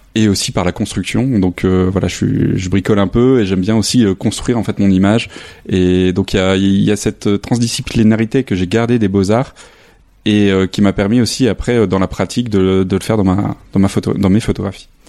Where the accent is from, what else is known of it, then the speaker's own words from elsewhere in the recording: a small village near Lille, Hauts-de-France, France; moved away as an adult; also born or lived in Arles; now in Saint-Denis, France; je suis originaire du nord de la France, dans un petit village à côté de Lille